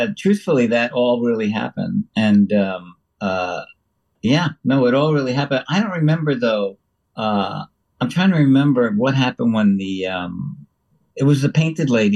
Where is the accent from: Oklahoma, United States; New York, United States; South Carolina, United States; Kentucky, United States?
New York, United States; I had a house in the Sheffield in the Berkshires because I'm from New York